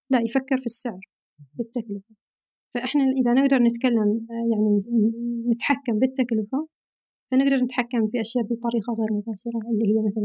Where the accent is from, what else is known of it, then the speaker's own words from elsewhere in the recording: Al Batinah North, Oman; now in Riyadh, Saudi Arabia; أنا من الشمال من شمال عمان